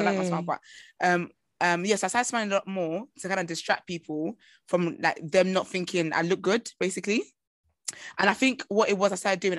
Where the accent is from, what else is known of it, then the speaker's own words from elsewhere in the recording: Nigeria; I'm Nigerian and I'm African.